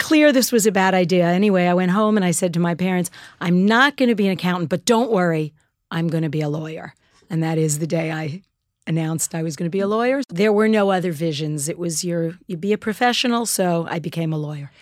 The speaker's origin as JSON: {"language": "English", "town": "New York City", "region": "New York", "country": "United States", "tie": "born or raised there", "said": "I knew as a, uh, Jewish kid growing up in Queens"}